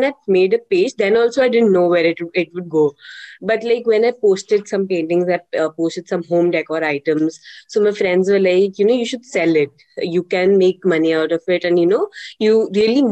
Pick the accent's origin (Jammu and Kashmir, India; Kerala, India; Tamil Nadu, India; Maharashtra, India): Jammu and Kashmir, India; Jammu; I am from Jammu, and I'm currently pursuing BCom professional from Christ University